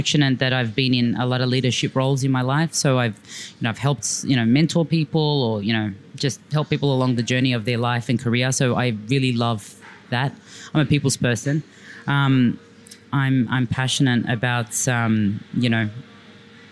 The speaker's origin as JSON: {"language": "English", "town": "Sydney", "region": "New South Wales", "country": "Australia", "tie": "born or raised there", "also_born_or_lived": "Dubai", "said": "I was like a dyslexic first generation Australian growing up in Blacktown"}